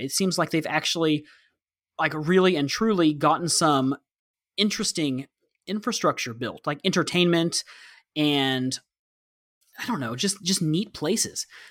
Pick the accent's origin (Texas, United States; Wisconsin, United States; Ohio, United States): Texas, United States; I'm from Texas